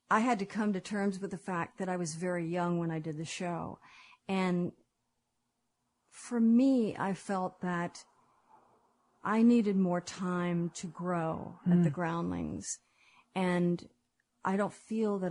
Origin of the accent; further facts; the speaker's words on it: Los Angeles, California, United States; also born or lived in Beverly Hills; I grew up in Los Angeles. Mm-hmm. And then when my brother and I were 11, we moved to Beverly Hills